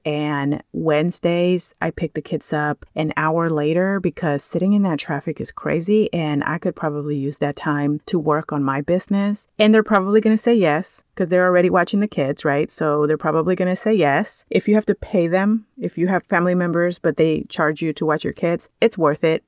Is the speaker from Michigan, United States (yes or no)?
no; California, United States; moved away; I come from California